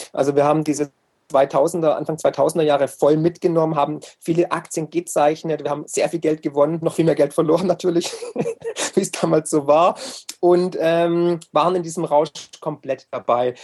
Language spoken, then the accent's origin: German; Swabia, Germany; also born or lived in United States; als Schwabe, der ich ja bin